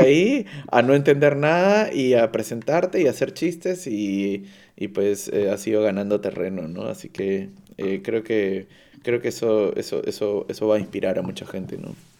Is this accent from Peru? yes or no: yes; Peru; now in Cologne, Germany; yo soy de Perú